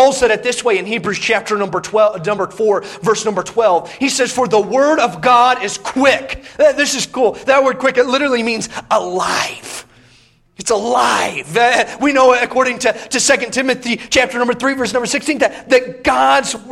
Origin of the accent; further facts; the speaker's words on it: Indiana, United States; Growing up in Indiana